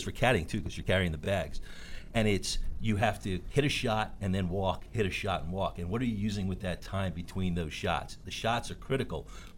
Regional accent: North Bellmore, New York, United States; I'm originally from North Belmore, Long Island, which is in New York

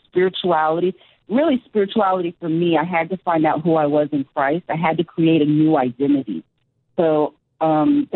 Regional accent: New York, United States; as a New Yorker

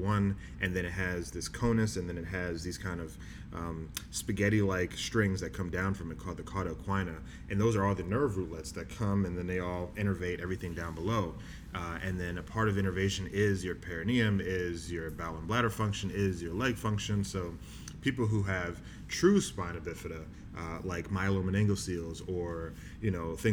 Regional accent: Galloway, New Jersey, United States; moved away as an adult; also born or lived in Houston, Texas / Bahamas; now in Boston, United States; we moved to Jersey, and that's where I grew up

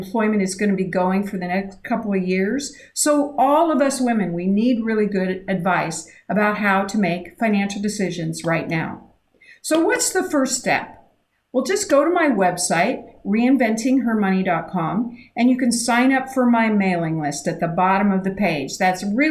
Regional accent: Idaho, United States; I grew up in Idaho

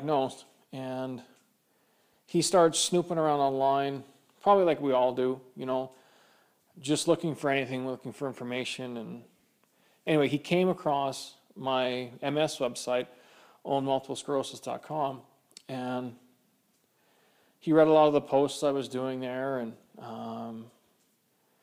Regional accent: Kamloops, British Columbia, Canada; now in Edmonton, Canada; growing up in Kamloops, it's a semi-desert.

